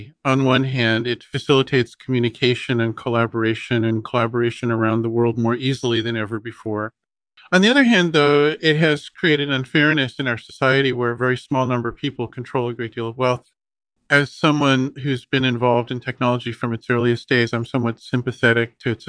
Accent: Berkeley, California, United States; also born or lived in Los Angeles, United States; Well, I was born in Berkeley, CAA, and grew up there and in Los Angeles.

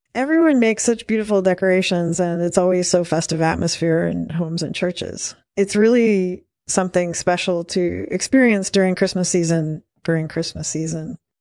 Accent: United States; the one I grew up in the United States.

